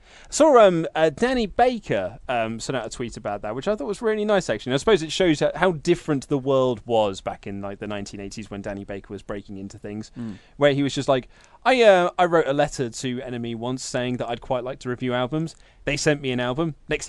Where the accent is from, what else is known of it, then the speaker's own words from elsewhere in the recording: Reading, South East England, United Kingdom; I was born and raised in Reading, lived in Caversham for 18 years.